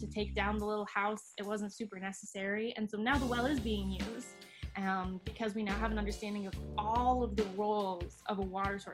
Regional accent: Grand Rapids, Michigan, United States; I was born in Grand Rapids with my three other siblings. We were raised here

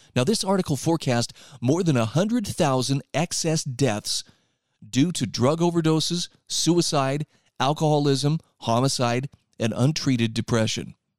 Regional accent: Utah, United States; my home state of Utah

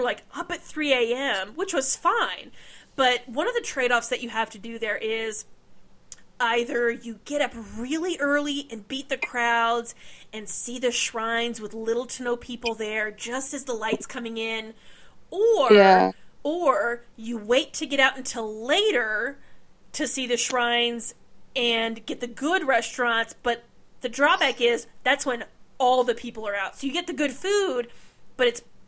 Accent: United States; I'm an American

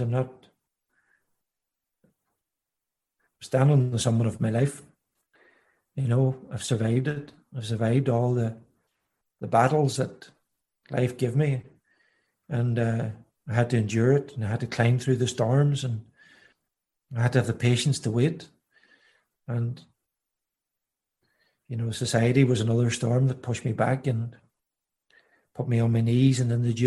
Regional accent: County Donegal, Ireland; growing up in Donegal in the middle of the countryside, you know, as a young boy

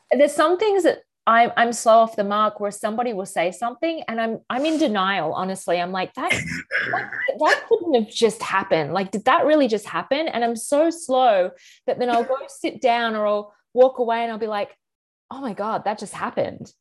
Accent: Australia; moved away as an adult; now in United States; as an Australian, you know, moving to America eight years ago

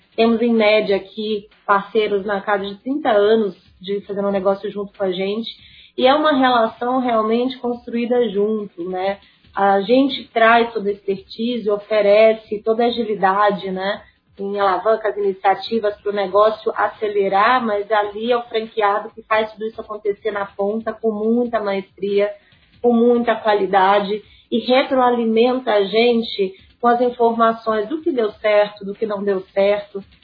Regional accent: Sete Lagoas, Minas Gerais, Brazil; na minha terrinha, é, que é Sete Lagoas.

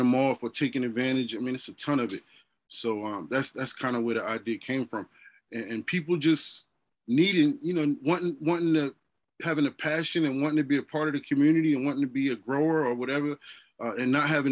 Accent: New Jersey, United States; I'm originally from Jersey

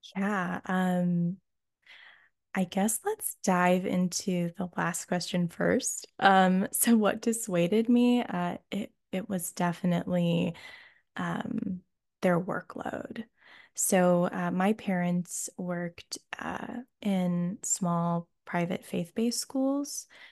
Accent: Oberlin, Ohio, United States; moved away as an adult; also born or lived in England; getting into the college in my hometown

